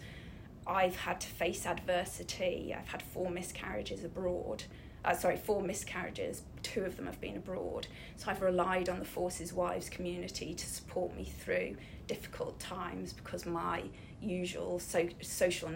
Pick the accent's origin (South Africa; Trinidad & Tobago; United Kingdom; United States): United Kingdom; Snowdonia, Wales; I was brought up in Snowdonia